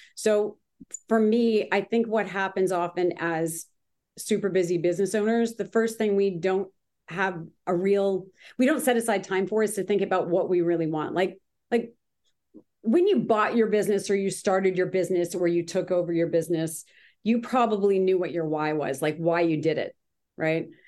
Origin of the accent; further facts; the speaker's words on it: Grimsby, Ontario, Canada; now in Manhattan Beach, United States; I'm originally from Canada